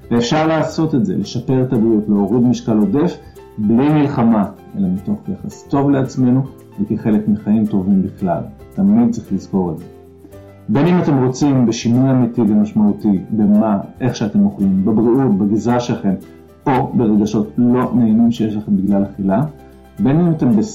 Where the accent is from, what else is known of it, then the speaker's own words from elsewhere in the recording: Gan Shmuel, Haifa District, Israel; אני במקור קיבוצניק, אני מקיבוץ אה, גן שמואל, אה, עזבתי את הקיבוץ בגיל 26